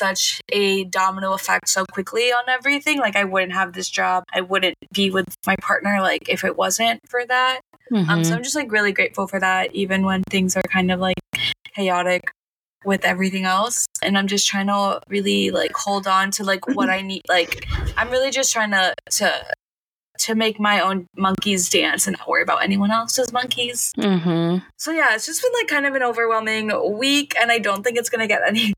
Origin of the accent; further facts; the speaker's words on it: Miami, Florida, United States; growing up in Miami